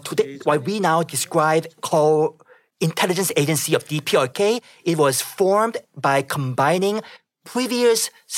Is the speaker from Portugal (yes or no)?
no; Pyongyang, North Korea; Yes, I was born in Pyongyang, the capital city of North Korea, and I grew up in the capital.